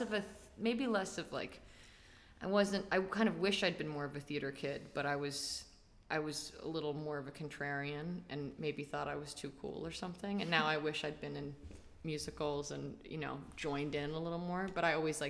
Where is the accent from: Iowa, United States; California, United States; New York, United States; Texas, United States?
New York, United States; New York City; I'm from New York City. I've never lived anywhere else in my life